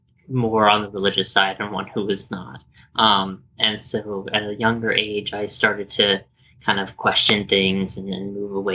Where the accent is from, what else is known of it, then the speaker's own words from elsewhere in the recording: Landstuhl, Rhineland-Palatinate, Germany; born there; Yes. So I was born in Landstuhl, Germany. Yep, I was raised Catholic.